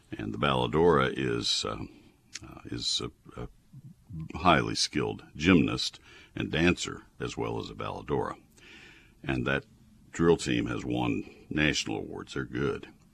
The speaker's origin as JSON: {"language": "English", "town": "College Station", "region": "Texas", "country": "United States", "tie": "born or raised there", "said": "in my first 19 years of life on this earth growing up in College Station"}